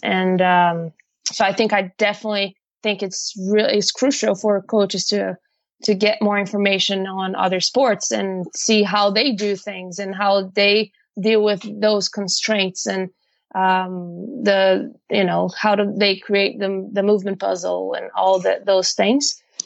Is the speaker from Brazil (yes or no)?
yes; Brazil; moved away as an adult; also born or lived in Ohio, United States; I'm actually from Brazil. And I came to actually went to America because I'm not there anymore. Went to America in 2010